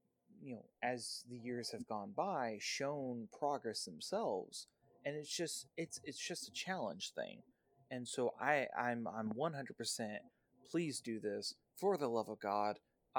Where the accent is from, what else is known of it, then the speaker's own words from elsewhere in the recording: the South, United States; I've enjoyed watching JSU in my time being a Southerner win against the OVC.